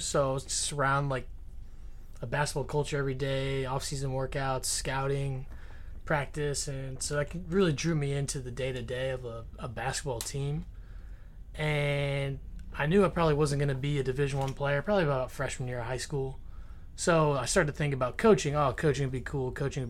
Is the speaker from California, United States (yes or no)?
no; Pekin, Illinois, United States; moved away as an adult; also born or lived in Indiana; I'm from Pekin, Illinois, so it's right outside Peoria.